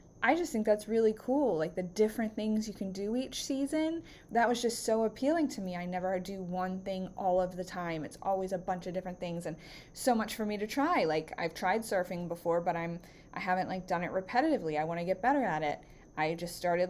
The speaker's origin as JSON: {"language": "English", "area": "Baltimore County", "region": "Maryland", "country": "United States", "tie": "born or raised there", "also_born_or_lived": "Northern Virginia", "said": "I grew up in Baltimore County, and I have lived here for all of my life except for 2.5 years when I moved to Northern Virginia"}